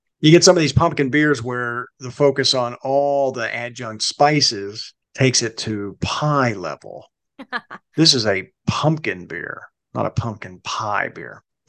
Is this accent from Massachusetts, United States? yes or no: no; New Jersey, United States; moved away; the house I grew up in New Jersey